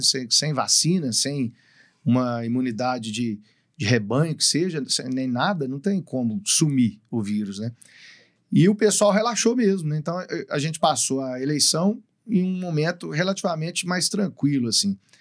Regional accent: Patos, Brazil; also born or lived in Goiânia; ele não é de Patos, né, porque simplesmente eu nasci em outra cidade por uma dificuldade financeira que a minha família tinha na época

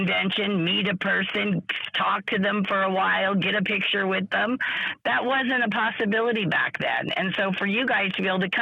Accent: California, United States; also born or lived in Massachusetts; we moved across the country when I was 5 and wound up in California

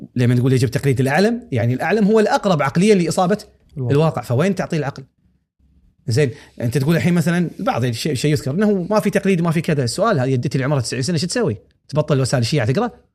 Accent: Kuwait; هني عندنا

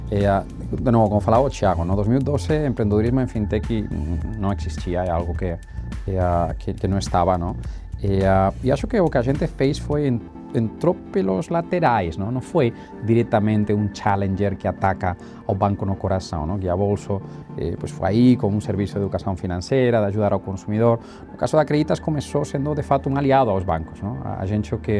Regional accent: Northeast Region, Brazil; Eu sou, eu sou, do Nordeste, bem do Nordeste.

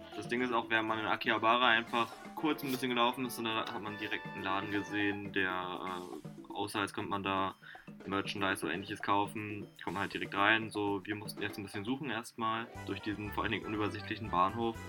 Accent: Germany; bei uns in Deutschland

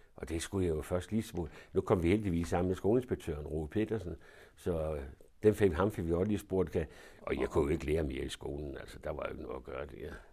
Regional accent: Denmark; der blev jeg så født. Og det var i, ude på, i Svandomsgade

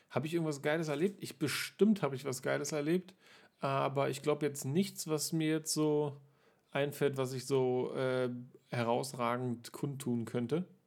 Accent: Berlin, Germany; ich bin ja hier in Berlin nun aufgewachsen und auch hier geboren

